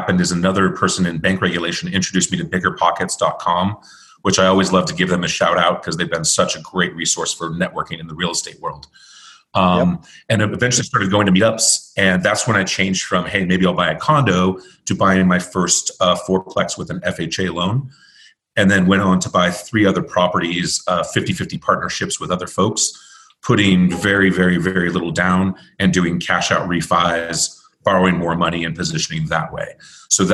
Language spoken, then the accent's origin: English; California, United States; moved away; I grew up in California